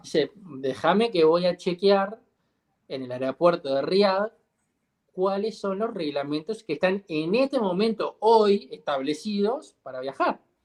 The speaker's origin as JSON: {"language": "Spanish", "country": "Uruguay"}